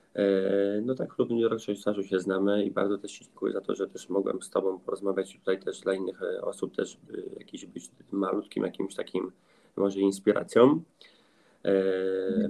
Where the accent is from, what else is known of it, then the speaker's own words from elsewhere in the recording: countryside near Grójec, between Warsaw and Radom, Masovian Voivodeship, Poland; ja mieszkam ogólnie między też e, Warszawą a Radomiem, okolice Grójca. Całe życie wychowałem się też na wsi